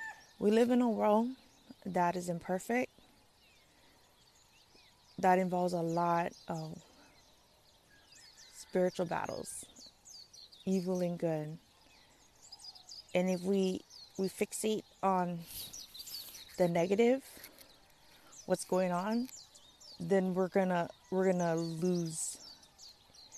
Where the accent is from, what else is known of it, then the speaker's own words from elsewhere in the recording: Kauai, Hawaii, United States; moved away as an adult; now in Oahu, United States; after high school, and I moved away from Kauai to Oahu